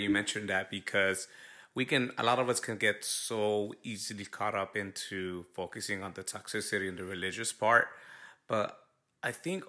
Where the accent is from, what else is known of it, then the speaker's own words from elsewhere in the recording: Los Angeles, California, United States; Yeah, I mean I was born and raised in South Central